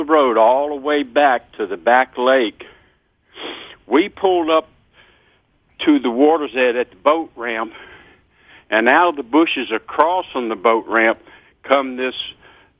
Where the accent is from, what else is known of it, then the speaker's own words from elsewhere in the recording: Virginia, United States; I was raised up in Virginia on the farm my dad was born on